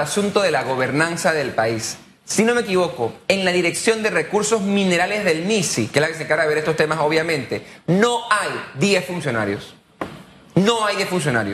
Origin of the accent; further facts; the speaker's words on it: Panama; como panameño que me importa el país